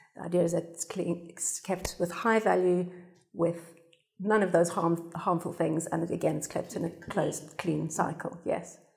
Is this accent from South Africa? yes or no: yes; South Africa; now in United Kingdom; I'm South African